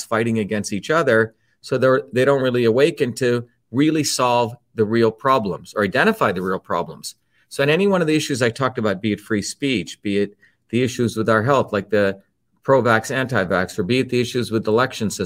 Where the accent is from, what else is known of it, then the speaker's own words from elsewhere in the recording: India; moved away; growing up in India